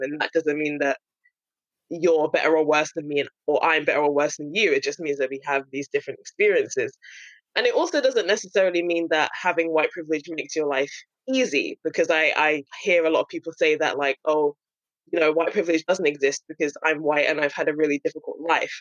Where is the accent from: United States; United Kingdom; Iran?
United Kingdom; London; me being born and raised in London